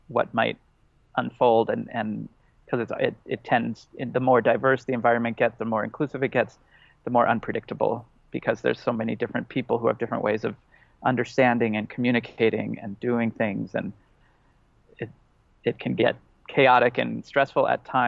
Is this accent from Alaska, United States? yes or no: no; Los Angeles, California, United States; I grew up in Los Angeles